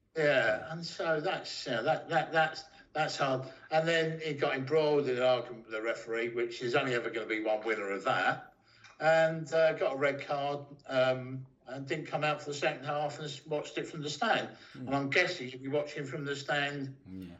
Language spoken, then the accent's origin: English; London, United Kingdom; moved away as an adult; also born or lived in Ipswich; originally from London, but I spent 25 years in Ipswich